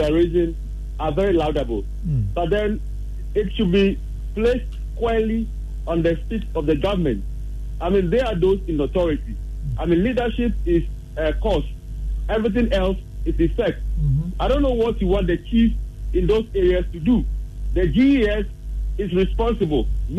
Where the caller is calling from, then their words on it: Dansoman, Greater Accra, Ghana; I'm calling from Dansuman.